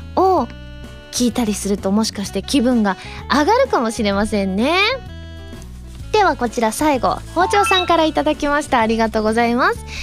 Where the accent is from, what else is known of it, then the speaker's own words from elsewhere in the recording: Kansai, Japan; accent: Kansai dialect; 確かに関西人ですから